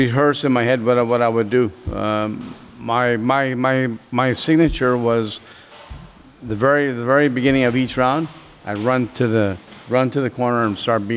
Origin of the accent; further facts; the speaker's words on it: Copper Cliff, Ontario, Canada; I'm from Coppercliff